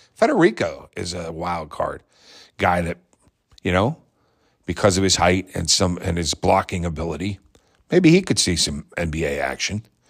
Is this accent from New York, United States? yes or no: no; Pittsburgh, Pennsylvania, United States; I come home to my hometown that I missed, that I grew up in until I was nine, moved away from for four years, I come back to it